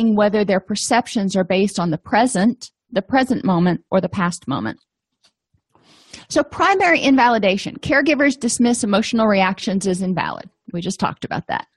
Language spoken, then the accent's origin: English; Florida, United States; I come from Florida